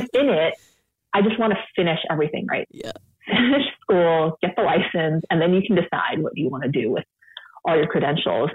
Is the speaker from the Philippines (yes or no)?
no; San Francisco, California, United States; now in Sacramento, United States; I grew up in San Francisco